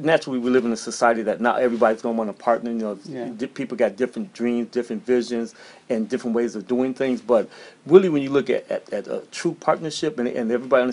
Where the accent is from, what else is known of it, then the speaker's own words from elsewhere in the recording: St. Paul, Minnesota, United States; now in Atlanta, United States; I'm originally from St. Paul, Minnesota, and I graduated from Clark Atlanta University here in Atlanta. And I left, and then I came back to Atlanta about 25 years ago